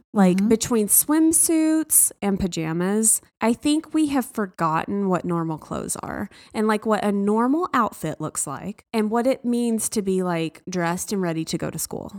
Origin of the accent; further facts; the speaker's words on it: the South, United States; I was raised in the South